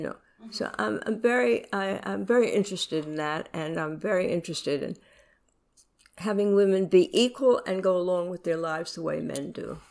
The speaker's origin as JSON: {"language": "English", "region": "New York", "country": "United States", "tie": "born or raised there", "said": "I was born in New York"}